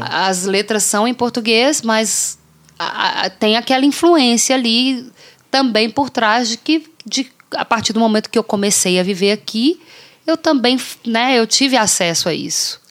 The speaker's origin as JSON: {"language": "Portuguese", "country": "Brazil", "moved": "yes", "lives_now": "Canada", "said": "eu sou brasileira"}